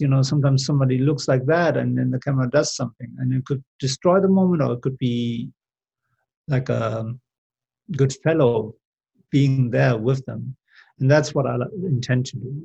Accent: Germany; moved away as an adult; also born or lived in Seville, Spain / London, United Kingdom; I grew up in Germany

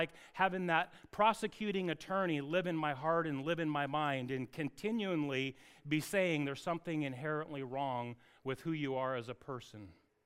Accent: Anacortes, Washington, United States; I grew up in Anacortes with an Evans family

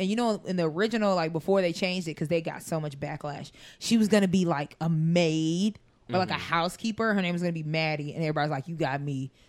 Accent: United States; I'm from America. Like, right. I'm from, we probably were neighbors. Like, I'm not exotic.

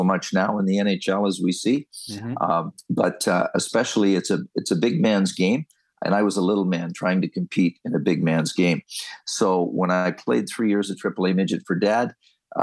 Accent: Sarnia, Ontario, Canada; moved away as an adult; now in Marlton, United States; I relocated my family down here from Sarnia, Ontario, as you mentioned, our hometown

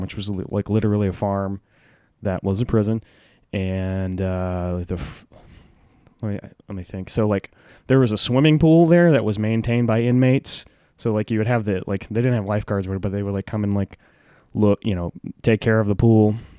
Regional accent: Huntsville, Texas, United States; I grew up in Huntsville, Texas, which is like a it's like a prison town

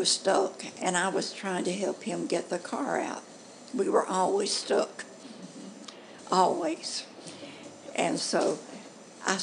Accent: Carbon Hill, Alabama, United States; I was born in Carbon Hill. That's about 15 to 16 miles from here.

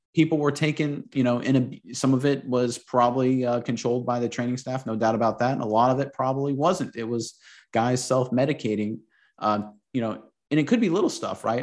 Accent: Florida, United States; I grew up in Florida

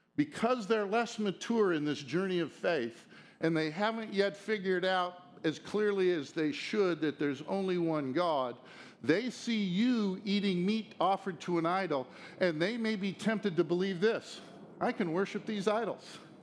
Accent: United States; as an American citizen

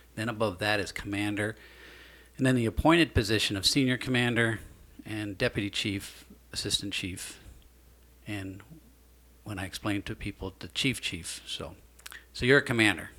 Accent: Mason City, Iowa, United States; I was born in Mason City myself

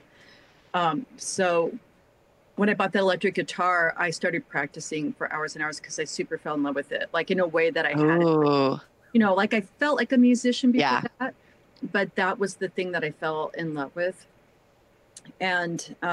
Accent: Midwest, United States; moved away; also born or lived in California / Seattle; I'm from the Midwest

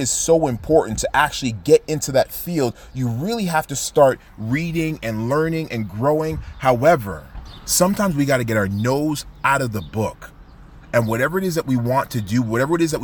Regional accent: Toronto, Ontario, Canada; we're from the city of Toronto.

